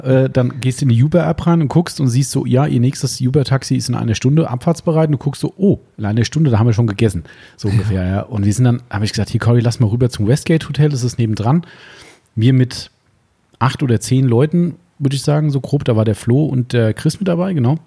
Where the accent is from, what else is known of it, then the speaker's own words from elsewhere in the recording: Germany; bei uns in Deutschland